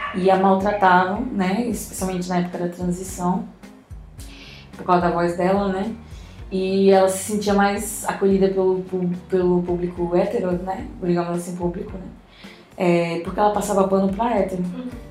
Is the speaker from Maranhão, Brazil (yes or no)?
yes; São Luís, Maranhão, Brazil; eu nasci em São Luís do Maranhão